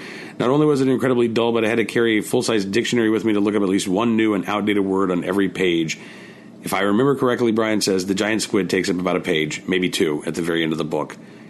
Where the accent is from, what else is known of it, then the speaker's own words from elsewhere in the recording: Oklahoma, United States; Growing up in Oklahoma